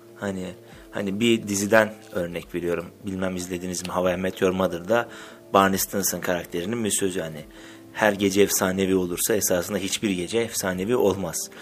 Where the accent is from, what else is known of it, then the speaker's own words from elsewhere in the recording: Black Sea Region, Turkey; benim mesela Karadenizliyim ben